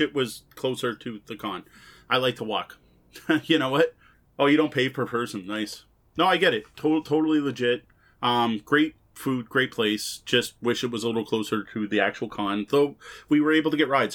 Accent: Canada

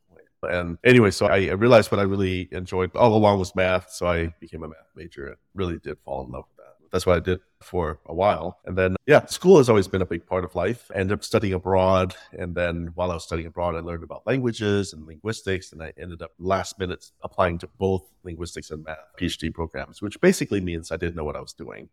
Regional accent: Midwest, United States; first language Vietnamese; English is a second language; also born or lived in Vietnam; growing up in the Midwest

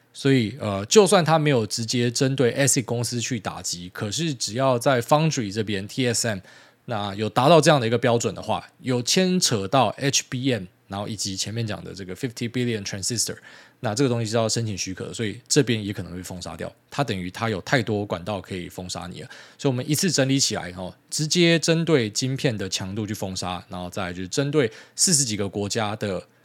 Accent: Miaoli County, Taiwan; 我是苗栗来的，我在这个什么农田的环境长大

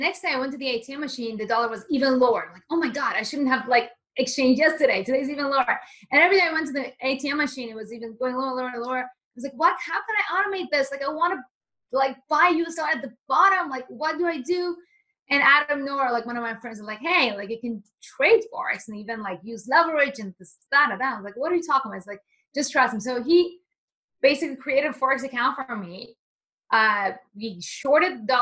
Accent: Iran; also born or lived in Japan; now in United States; I was born in Iran. I'm Persian

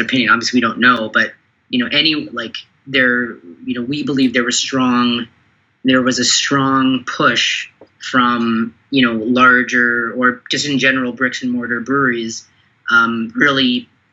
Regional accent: Toronto, Ontario, Canada; I was born in Canada or, or Toronto, but you know my background's uh, you know Sri Lankan

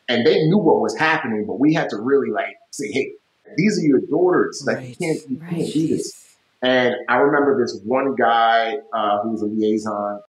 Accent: United States; as an American

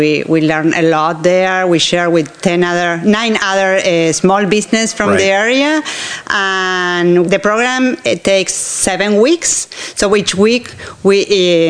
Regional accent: Argentina; moved away as an adult; also born or lived in United States; now in Anne Arundel County, United States; I grew up in Argentina

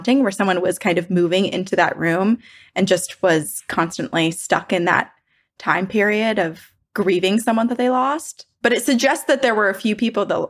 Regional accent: Northeast, United States; I'm from the Northeast too.

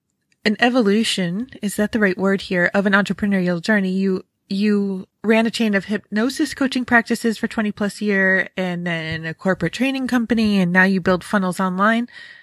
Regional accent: New York, United States; I grew up in Western New York, near Rochester.

